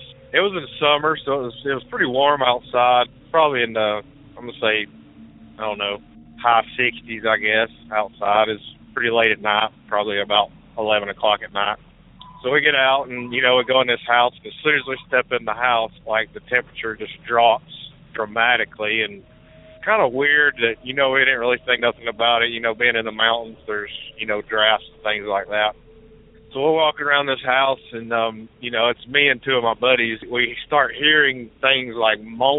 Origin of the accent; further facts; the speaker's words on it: Mars Hill, North Carolina, United States; I grew up right outside of Asheville in a little town called Mars Hill